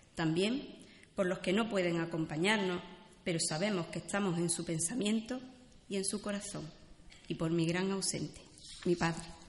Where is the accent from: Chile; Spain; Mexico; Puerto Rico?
Spain; Puente Genil, Andalusia; now in Málaga, Spain; nacer en mi pueblo